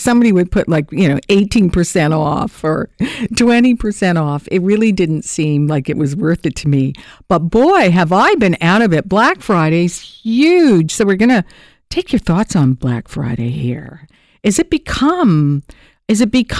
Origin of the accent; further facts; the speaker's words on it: Hamilton, Ontario, Canada; moved away; I'm a girl from Hamtown